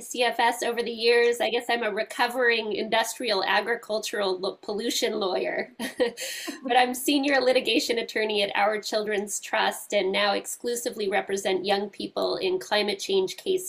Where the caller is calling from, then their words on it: Seattle, Washington, United States; And I'm joining you from Seattle, Washington.